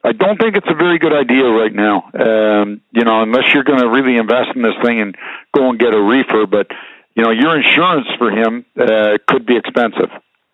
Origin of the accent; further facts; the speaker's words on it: Canada; being Canadian